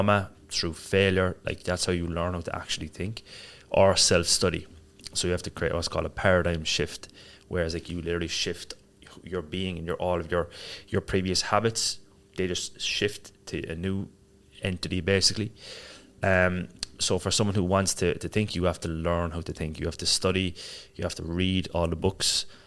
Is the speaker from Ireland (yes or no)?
yes; Cork, Munster, Ireland; moved away as an adult; also born or lived in Marbella, Spain; now in Dubai, United Arab Emirates; I grew up in Ireland. So I'm from Cork in Ireland. Lived there until I was, left when I was maybe 23.